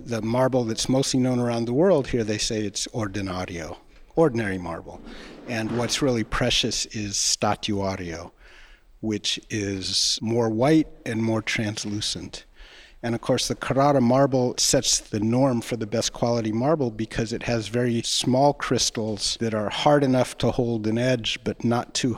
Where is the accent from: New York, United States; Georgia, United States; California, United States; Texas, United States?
California, United States; Los Angeles; moved away as an adult; also born or lived in Chicago / Santa Cruz; now in Pietrasanta, Italy; I grew up in Los Angeles